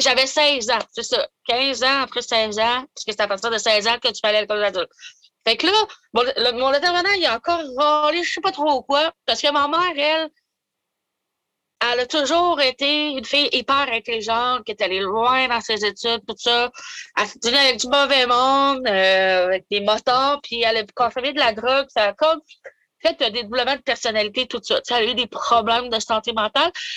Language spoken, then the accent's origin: French; Maniwaki, Quebec, Canada; je viens de Maniwaki, j'ai des origines algonquines, du côté de mon père